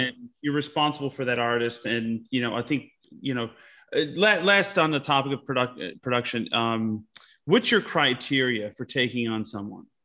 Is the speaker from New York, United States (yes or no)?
yes; Utica, New York, United States; I grew up in a little town called Utica, New York.